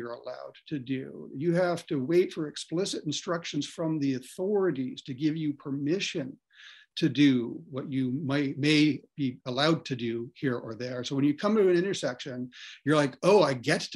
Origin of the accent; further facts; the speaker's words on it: Ontario, Canada; I grew up in Ontario